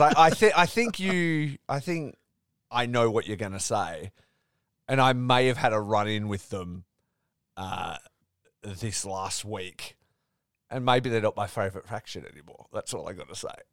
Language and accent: English; Perth, Western Australia, Australia; these are these are my people, right? You'd think I'm a podcaster from Perth